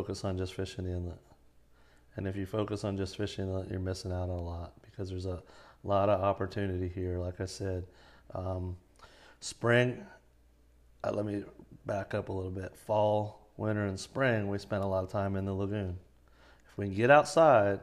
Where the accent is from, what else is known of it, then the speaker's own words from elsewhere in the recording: Melbourne Beach, Florida, United States; now in Palm Bay, United States; I grew up in Melbourne Beach, born and raised over there. I live in Palm Bay now.